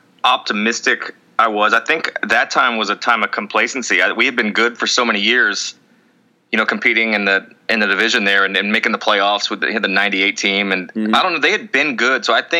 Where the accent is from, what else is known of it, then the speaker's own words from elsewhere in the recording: New Jersey, United States; Hey, I'm from Jersey.